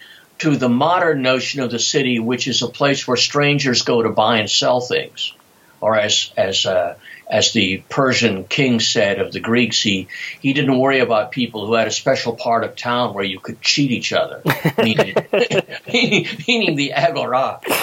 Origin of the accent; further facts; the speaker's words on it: Charleston, South Carolina, United States; when I was growing up in Charleston, if your great grandparents hadn't lived there, you didn't really belong.